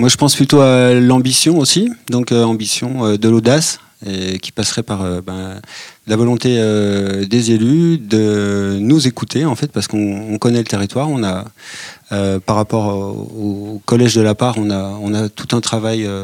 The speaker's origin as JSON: {"language": "French", "town": "Pontarlier", "region": "Bourgogne-Franche-Comté", "country": "France", "said": "je suis un enfant du ciné-club de Pontarlier."}